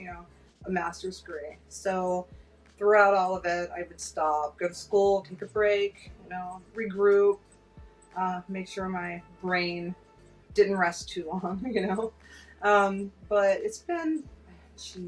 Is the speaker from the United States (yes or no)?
yes; Pittsburgh, Pennsylvania, United States; moved away as an adult; also born or lived in South Florida; now in Florida, United States; I'm from Pittsburgh, Pennsylvania, and we're very cold up there